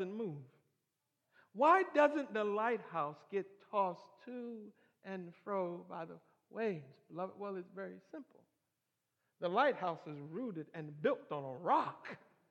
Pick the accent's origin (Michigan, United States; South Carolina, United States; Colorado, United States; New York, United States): Michigan, United States; I was raised in Michigan